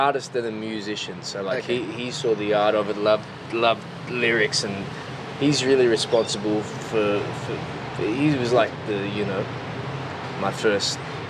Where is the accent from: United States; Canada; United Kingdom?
United Kingdom; Newcastle, North East England; also born or lived in London; But other than that, I'm born and raised in Newcastle.